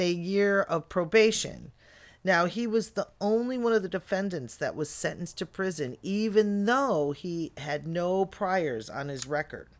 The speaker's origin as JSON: {"language": "English", "area": "outside of Chicago", "region": "Illinois", "country": "United States", "tie": "born or raised there", "also_born_or_lived": "Bellingham, Washington", "moved": "yes", "said": "growing up outside of Chicago"}